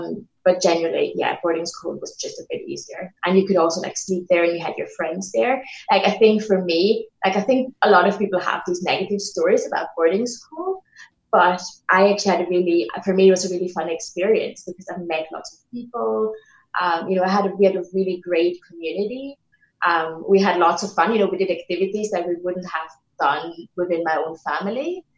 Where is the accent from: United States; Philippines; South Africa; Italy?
Italy; English is a second language; now in United Kingdom; So I generally always answer it by saying I'm from Italy. And then people immediately go like, oh, hey, but you don't sound Italian.